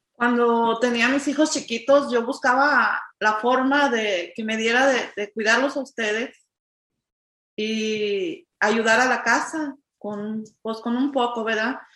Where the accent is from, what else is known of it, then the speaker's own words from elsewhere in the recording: Jalisco, Mexico; moved away as an adult; now in United States; soy mexicana, venimos del estado de Jalisco, tenemos 27 años aquí en este país